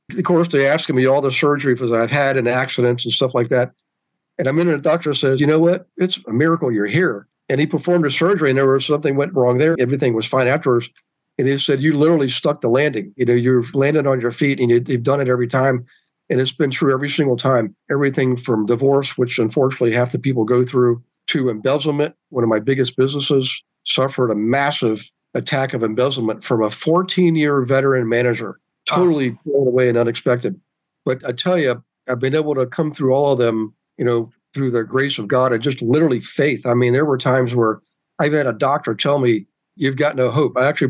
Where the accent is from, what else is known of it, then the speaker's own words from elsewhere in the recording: Bavaria, Germany; born there; It was in Bavaria, right on the Czechoslovakian border, in an army field clinic.